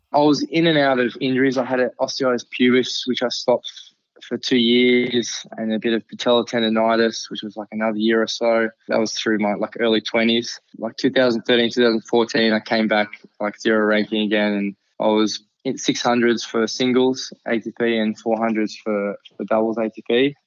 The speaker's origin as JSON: {"language": "English", "town": "Canberra", "region": "Australian Capital Territory", "country": "Australia", "tie": "born or raised there", "said": "I grew up in Canberra, which is actually the capital of Australia."}